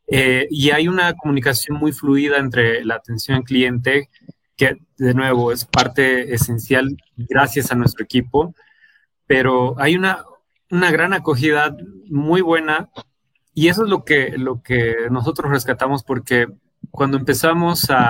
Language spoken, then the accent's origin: Spanish; Bolivia; si nosotros mismos como bolivianos no creemos en nuestra, nuestra propia población, en nuestras propias personas, las personas que viven en nuestra ciudad